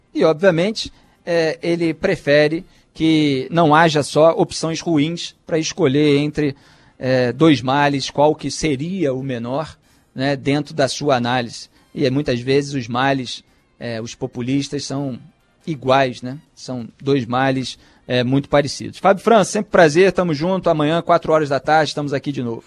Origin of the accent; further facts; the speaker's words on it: Rio de Janeiro, Brazil; eu como carioca